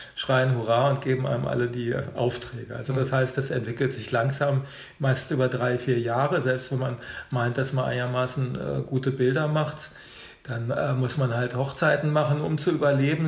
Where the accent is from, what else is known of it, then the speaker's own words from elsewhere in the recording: Hanover, Lower Saxony, Germany; moved away as an adult; also born or lived in Rhineland / Orlando; now in Berlin, Germany; ich bin äh, geboren in Hannover